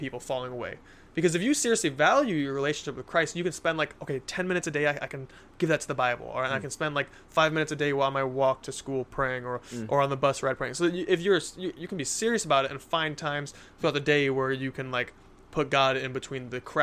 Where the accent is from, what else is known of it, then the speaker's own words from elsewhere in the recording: United States; I'm American